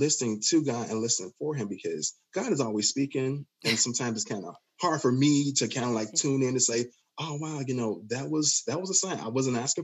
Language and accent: English; Chicago, Illinois, United States; I'm from Inglewood in Chicago